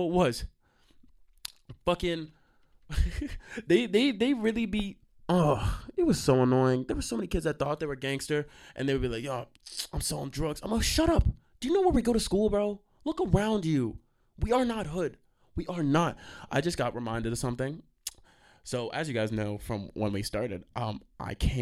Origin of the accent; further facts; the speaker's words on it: Stony Brook, New York, United States; I'm from Long Island, you know. To be fair, I'm from the area of Stony Brook.